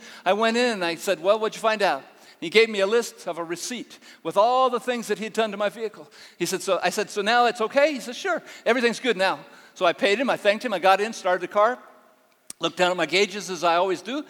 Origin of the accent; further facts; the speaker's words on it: Northern California, United States; moved away as an adult; now in Uganda; I grew up in Northern California on a dairy farm